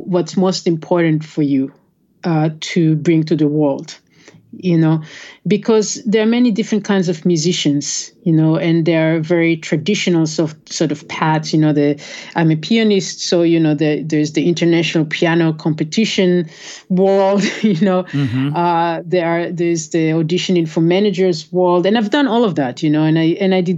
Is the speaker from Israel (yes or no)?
yes; Israel; now in United States; I grew up in Israel.